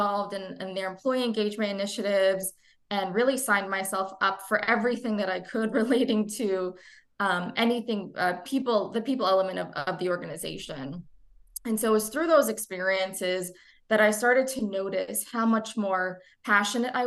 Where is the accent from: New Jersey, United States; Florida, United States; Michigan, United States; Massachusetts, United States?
New Jersey, United States; I am a first generation American. I was born and raised in New Jersey.